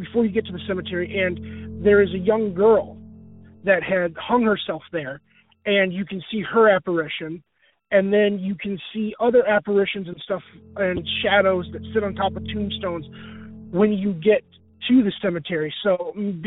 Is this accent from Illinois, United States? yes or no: yes; Rockford, Illinois, United States; I'm from Rockford, Illinois